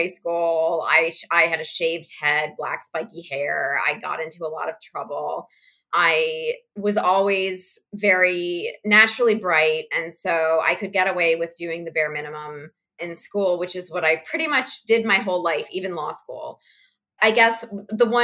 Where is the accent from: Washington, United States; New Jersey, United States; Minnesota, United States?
New Jersey, United States; Princeton; I grew up in and around Princeton, New Jersey